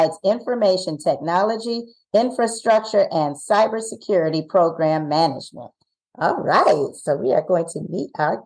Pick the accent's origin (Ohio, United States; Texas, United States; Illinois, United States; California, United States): Ohio, United States; We're from Ohio.